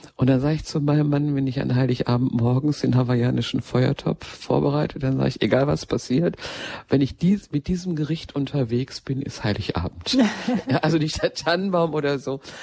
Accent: Ruhr area, North Rhine-Westphalia, Germany; ich stamme ja mitten aus dem Ruhrgebiet

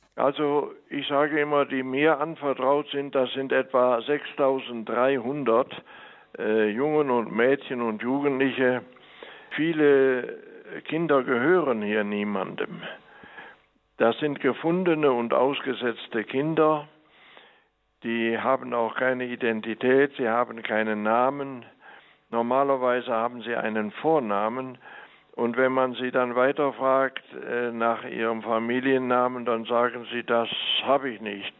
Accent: Mönchengladbach, North Rhine-Westphalia, Germany; moved away as an adult; now in La Paz, Bolivia; Auf dem Böckelberg in Mönchengladbach bin ich groß geworden und äh, das ist also meine Heimat

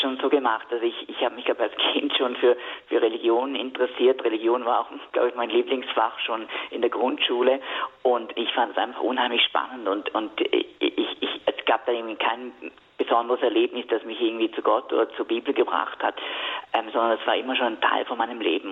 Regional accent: Switzerland; bei uns in der Schweiz damals so sehr jung gefirmt. Ich glaube, ich war da zwölf

